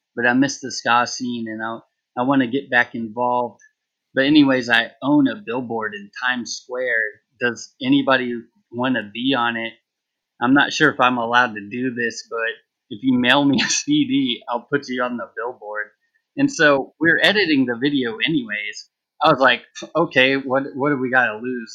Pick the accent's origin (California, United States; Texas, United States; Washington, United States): Texas, United States; now in New Orleans, United States; I'm from Texas